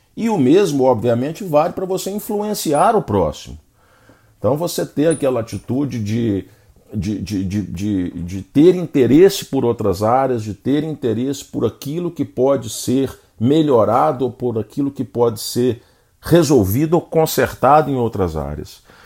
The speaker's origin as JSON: {"language": "Portuguese", "country": "Brazil", "said": "nós, como bons brasileiros"}